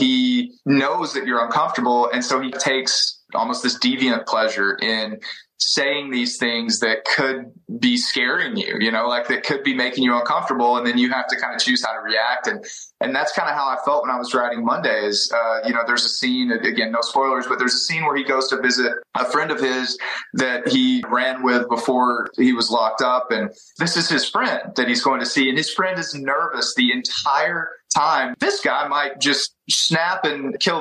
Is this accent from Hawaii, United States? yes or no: no; East Texas, United States; when I was growing up in East Texas